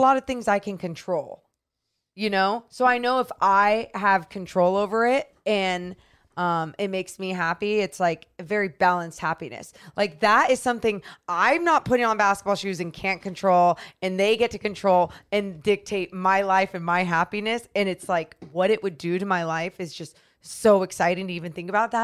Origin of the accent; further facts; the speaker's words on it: Sacramento, California, United States; born and raised in Sacramento